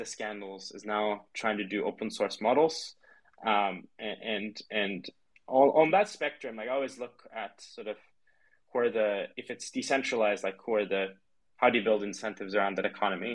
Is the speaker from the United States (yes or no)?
no; Turkey; now in London, United Kingdom; I grew up in Turkey